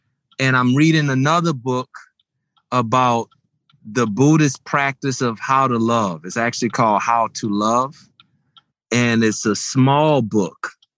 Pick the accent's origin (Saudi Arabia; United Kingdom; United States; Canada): United States; the South; I'm from the South. So mashed potatoes, just any soul food gathering, any cookout, you're going to have some great mashed potatoes happening.